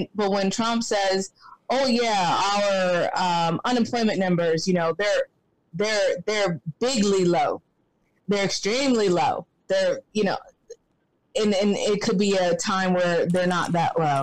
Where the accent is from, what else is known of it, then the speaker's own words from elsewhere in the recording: the South, United States; I'm a Southerner